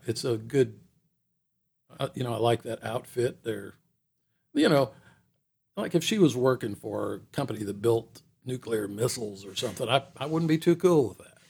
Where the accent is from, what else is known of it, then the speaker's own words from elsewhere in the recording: Atlanta, Georgia, United States; moved away as an adult; growing up in Atlanta, Atlanta grew up around me